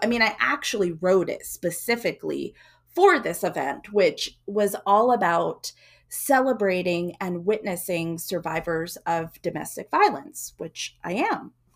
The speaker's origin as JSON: {"language": "English", "region": "Georgia", "country": "United States", "tie": "born or raised there", "also_born_or_lived": "South Philadelphia, Pennsylvania / Pacific Northwest", "moved": "yes", "said": "I remember growing up in Georgia, living in the cabin-like home without modern-day comforts"}